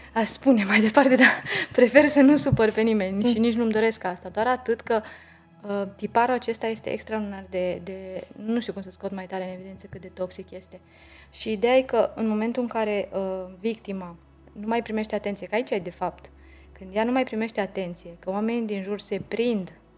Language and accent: Romanian; Romania; în ADN-ul nostru ca români